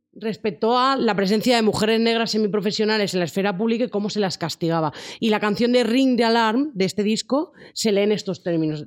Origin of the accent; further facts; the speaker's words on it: Spain; en España nos parece como más raro